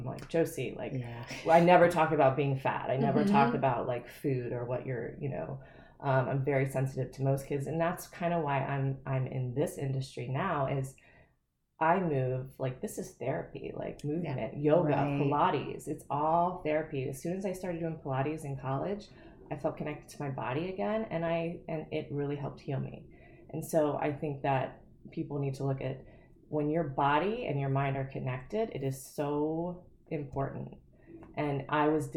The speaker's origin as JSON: {"language": "English", "region": "Ohio", "country": "United States", "tie": "born or raised there", "also_born_or_lived": "Florida", "said": "moving when I was in fifth grade. Mm-hmm. I moved from Florida to Ohio"}